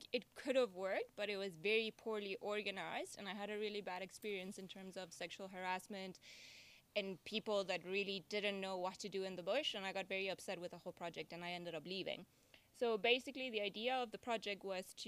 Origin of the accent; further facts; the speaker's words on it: Venezuela; now in Hoedspruit, South Africa; Where I grew up in Venezuela, that's northern South America